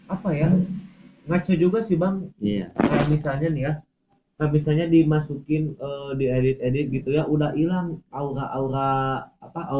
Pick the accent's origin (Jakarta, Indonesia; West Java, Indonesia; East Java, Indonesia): West Java, Indonesia; Bandung; born there; walaupun gue lahir di Bandung